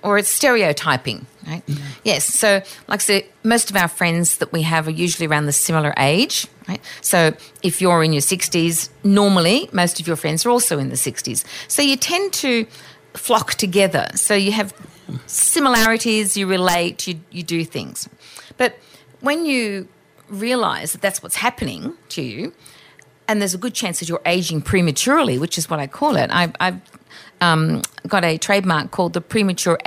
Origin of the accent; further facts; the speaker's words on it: Australia; I'm Australian, so I have some colloquialisms.